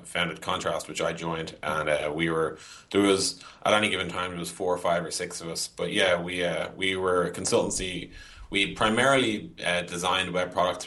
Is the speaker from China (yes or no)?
no; Dublin, Leinster, Ireland; also born or lived in San Francisco; I am Irish, yeah, born and bred. I've basically lived in Dublin, Ireland